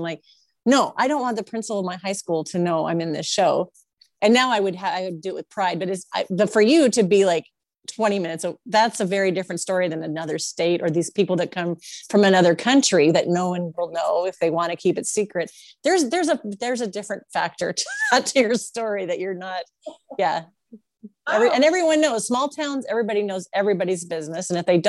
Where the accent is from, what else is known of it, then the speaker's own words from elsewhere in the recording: Washington, United States; I'm from a small town in Washington